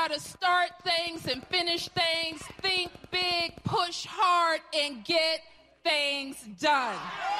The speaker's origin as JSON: {"language": "English", "town": "Washington", "region": "District of Columbia", "country": "United States", "tie": "born or raised there"}